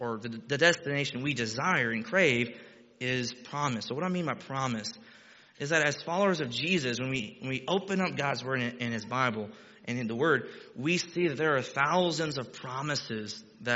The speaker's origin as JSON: {"language": "English", "region": "Texas", "country": "United States", "moved": "as an adult", "lives_now": "Ohio, United States", "said": "I'm Texan"}